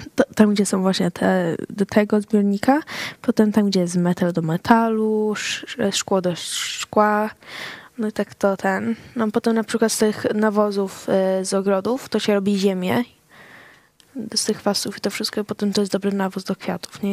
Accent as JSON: {"language": "Polish", "country": "Sweden", "tie": "born or raised there", "said": "urodziłam się w Szwecji, no to czasami się czuję bardziej jako Szwedka"}